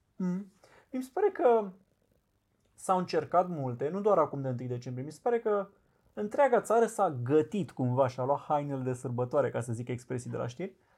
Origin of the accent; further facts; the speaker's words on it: Romania; sunt român